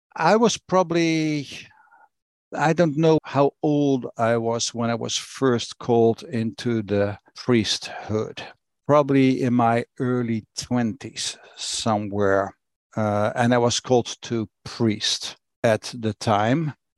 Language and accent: English; Rotterdam, South Holland, Netherlands; I grew up in Rotterdam, in Netherlands. That's where I was born and raised